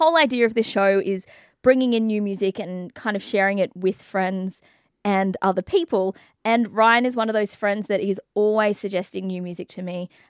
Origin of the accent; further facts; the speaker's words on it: England, United Kingdom; Hello, I'm from England.